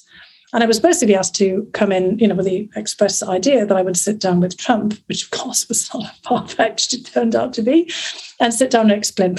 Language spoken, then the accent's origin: English; north of England, United Kingdom; born or raised there; accent: northern; moved away as an adult; also born or lived in St Andrews, Scotland; now in United States